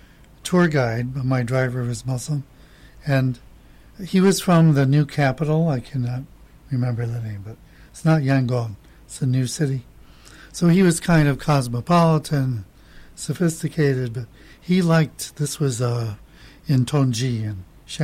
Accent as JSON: {"language": "English", "country": "United States", "moved": "yes", "lives_now": "Chiang Mai, Thailand", "said": "as an American"}